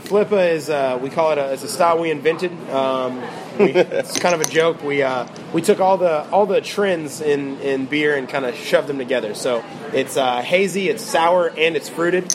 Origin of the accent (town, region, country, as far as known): St. Petersburg, Florida, United States; born or raised there; also born or lived in Memphis, Tennessee